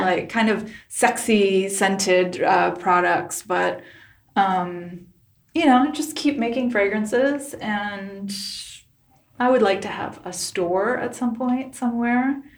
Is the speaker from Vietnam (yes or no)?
yes; Ho Chi Minh City, Vietnam; moved away; I was born in Saigon, Vietnam